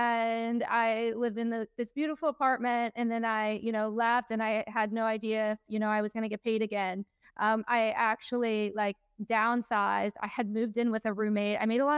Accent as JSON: {"language": "English", "region": "West Virginia", "country": "United States", "tie": "born or raised there", "moved": "as an adult", "lives_now": "Florida, United States", "said": "I grew up in West Virginia, a small town. I grew up on a dirt road. There's not a stoplight in the entire county."}